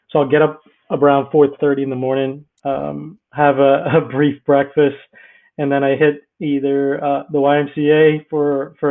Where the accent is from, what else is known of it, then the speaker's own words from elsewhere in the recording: Bahamas; moved away as an adult; also born or lived in Tampa, Florida; I grew up in the Bahamas. Well, my parents were Greek, and they migrated to the Bahamas